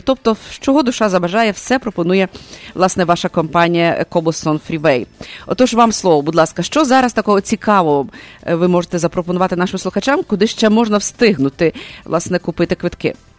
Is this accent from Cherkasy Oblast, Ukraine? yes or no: no; Lviv, Lviv Oblast, Ukraine; я львів'янка